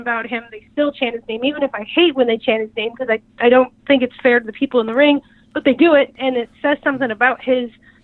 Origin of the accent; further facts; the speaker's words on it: Northwest Indiana, United States; now in Kansas City, United States; I'm from Northwest Indiana, which is a Chicago suburb, and before I moved to Kansas City